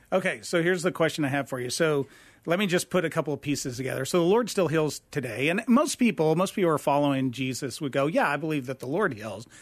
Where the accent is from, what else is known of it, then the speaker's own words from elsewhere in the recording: Lubbock, Texas, United States; moved away as an adult; also born or lived in Austin, Texas; now in Phoenix, United States; I was born in Lubbock, Texas, grew up, went to the University of Texas at Austin